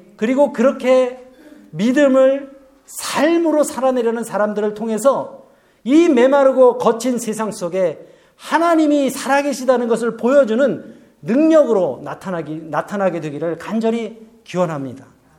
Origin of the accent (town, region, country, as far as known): South Korea; moved away